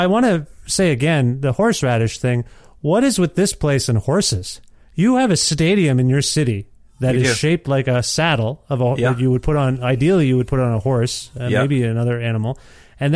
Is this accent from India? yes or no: yes; India; As an Indian